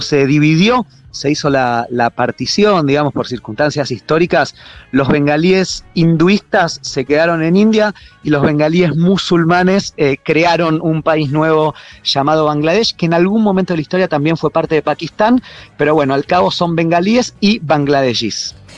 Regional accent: Argentina; los argentinos somos sudamericanos

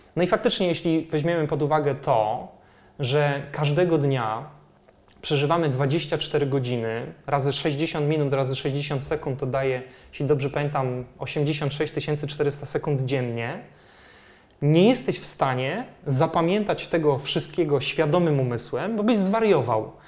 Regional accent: Poland

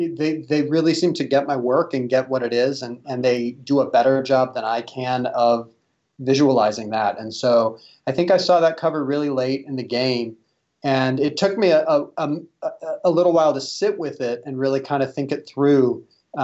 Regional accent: Midwest, United States; I still, at my core, well, I think I'll always identify as being a Midwesterner.

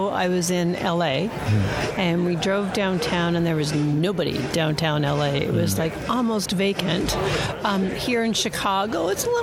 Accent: Toronto, Ontario, Canada; I'm from Toronto. I commute an hour every day.

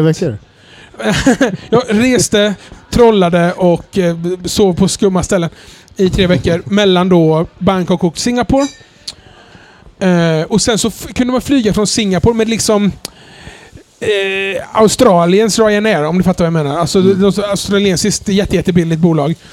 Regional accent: Jönköping, Jönköping County, Sweden; moved away; jag kommer från vanlig arbetarklassbakgrund från Jönköping

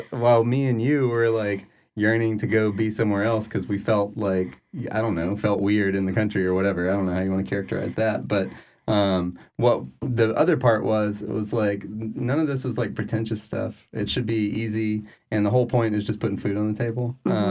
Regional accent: Louisiana, United States; I'm from South Louisiana still.

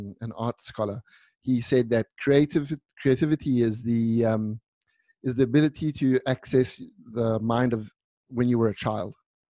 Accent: South Africa; moved away as an adult; also born or lived in Italy; now in Milan, Italy; So I was born in South Africa. My brother and I were both born in South Africa.

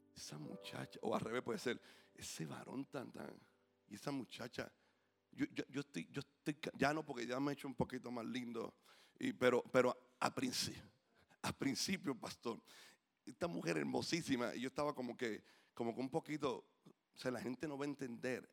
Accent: Puerto Rico; como puertorriqueños

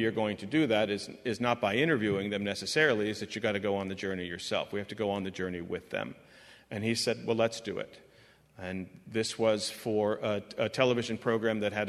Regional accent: Tijuana, Baja California, Mexico; now in United States; I am a Mexican immigrant. I was born in Tijuana, Mexico

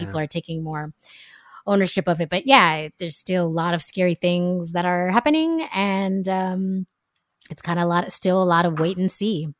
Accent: California, United States; moved away as an adult; also born or lived in France / Jamaica; now in Brooklyn, United States; born and raised in California

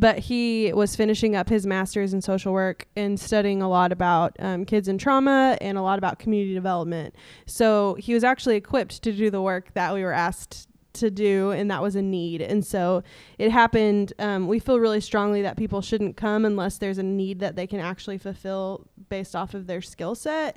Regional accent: East Tennessee, United States; moved away; I am from East Tennessee, which is s, six hours away from where we were living

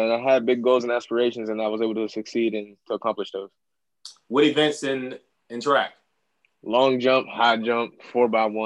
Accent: Apollo, Pennsylvania, United States; So I grew up kind of just moving around, but it's allowed me to adapt. So I say my hometown's Apollo, PA. Um, where my mom was born and raised.

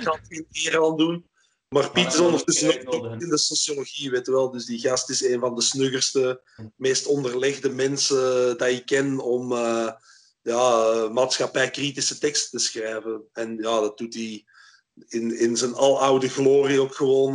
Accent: Flanders, Belgium; also born or lived in Antwerp; toen ik opgroeide was, was België nog een belastingparadijs voor Hollanders. Dus eh, hier in Torp, vlak over de grens

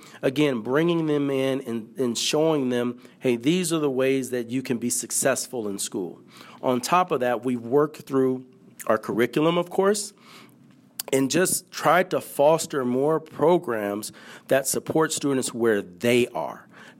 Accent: San Francisco, California, United States; I grew up born and raised in San Francisco, in the city of San Francisco.

